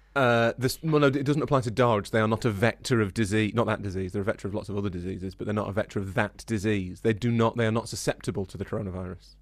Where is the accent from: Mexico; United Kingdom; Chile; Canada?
United Kingdom; Yorkshire and the Humber; we're from Yorkshire